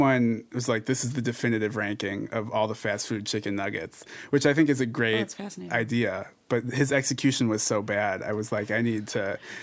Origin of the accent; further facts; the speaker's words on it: Cleveland, Ohio, United States; now in Kansas, United States; I'm from Cleveland